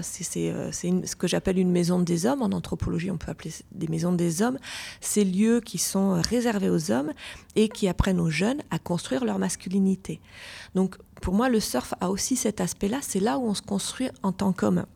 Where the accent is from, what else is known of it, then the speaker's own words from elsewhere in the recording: Lyon, Auvergne-Rhône-Alpes, France; moved away; also born or lived in Basque Coast; Je venais de Lyon, donc j'ai plutôt, je suis plutôt une fille de la montagne.